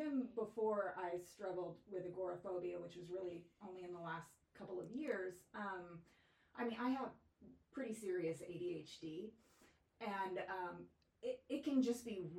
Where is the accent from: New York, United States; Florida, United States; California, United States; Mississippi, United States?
California, United States; Fremont; moved away as an adult; also born or lived in Northern Colorado / Los Angeles / Livermore; Born in Fremont, raised in Fremont